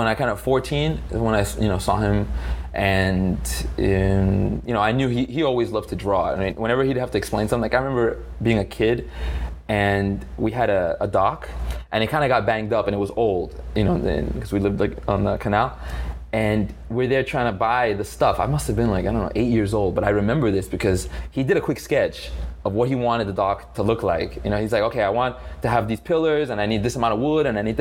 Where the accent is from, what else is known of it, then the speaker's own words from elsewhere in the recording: Miami, Florida, United States; also born or lived in Italy; I was born in Miami